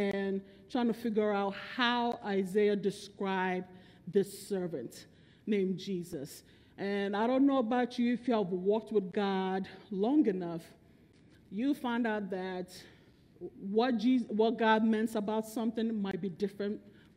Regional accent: Nigeria; also born or lived in Bronx, New York, United States; I was born in Bronx, New York, but raised in Nigeria.

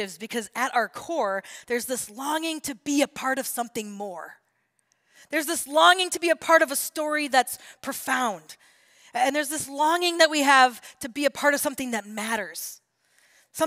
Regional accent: United States; as an American

